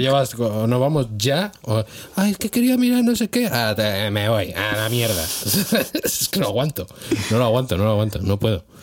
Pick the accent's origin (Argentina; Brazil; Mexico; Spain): Spain; now in Hungary; soy español